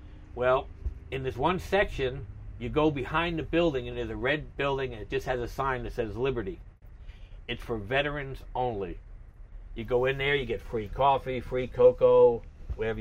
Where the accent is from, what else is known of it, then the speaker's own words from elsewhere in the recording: Matawan, New Jersey, United States; moved away as an adult; I'm from New Jersey originally